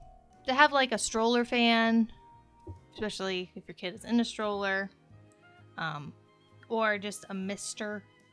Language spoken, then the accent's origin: English; Ohio, United States; we're from Ohio.